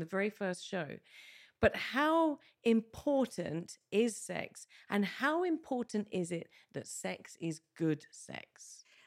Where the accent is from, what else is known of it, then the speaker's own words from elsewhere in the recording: England, United Kingdom; moved away as an adult; now in Malta; as a Brit, who grew up in the U K. I've been here seventeen years, but my formative years were in the U K.